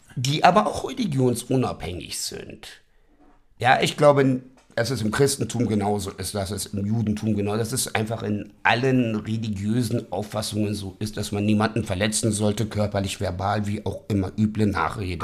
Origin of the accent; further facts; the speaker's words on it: Berlin, Germany; ich bin der gebürtiger Westberliner. So, und ich werde jetzt 50 dieses Jahr und man uh, ist hier ich aufgewachsen